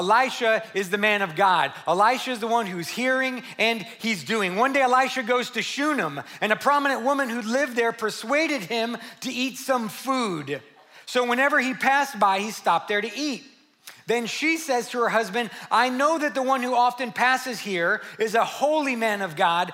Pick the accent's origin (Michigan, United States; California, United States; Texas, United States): Texas, United States; San Antonio; 2018 makes 30 years that I've worked with junior high, high school, and college age students here in San Antonio. I'm from the West Side.